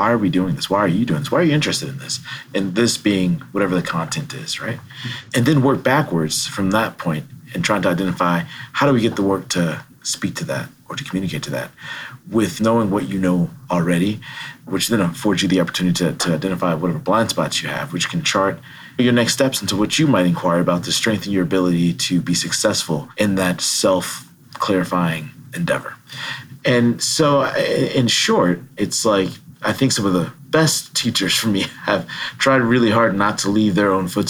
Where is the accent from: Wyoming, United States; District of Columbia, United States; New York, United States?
District of Columbia, United States; Washington; also born or lived in Baltimore, Maryland / New Haven, Connecticut; now in Madison, United States; Growing up in Washington, D.C., with access to free museums and AC during the summer